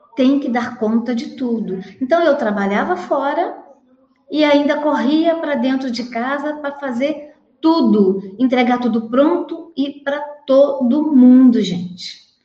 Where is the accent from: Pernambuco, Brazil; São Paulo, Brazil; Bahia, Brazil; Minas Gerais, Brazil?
Minas Gerais, Brazil; interior of; now in Petrópolis, Brazil; eu venho de uma família grande, tá? lá do interior de Minas, apesar de eu morar aqui em Petrópolis, no Rio, mas eu sou mineira também